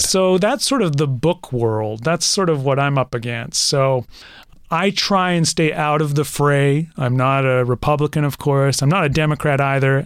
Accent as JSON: {"language": "English", "country": "Canada", "said": "I'm Canadian"}